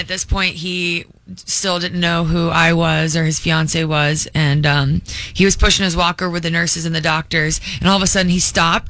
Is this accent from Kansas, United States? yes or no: no; Charlotte, North Carolina, United States; I grew up in Charlotte.